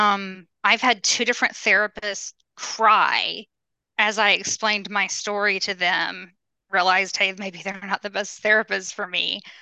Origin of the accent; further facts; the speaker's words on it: Birmingham, Alabama, United States; I grew up in Alabama